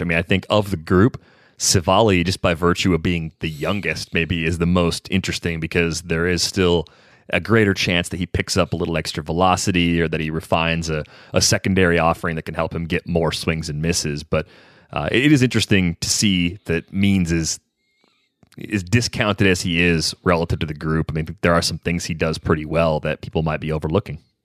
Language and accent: English; West Michigan, United States; growing up in West Michigan